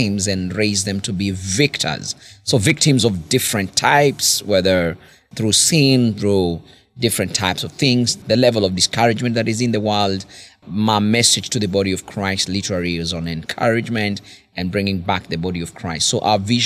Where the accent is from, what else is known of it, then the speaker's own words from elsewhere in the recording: Karatina, Nyeri County, Kenya; I come from the central part of Kenya. It's about 100 miles from Nairobi, Nairobi being the capital city. We are in a place called Karatina.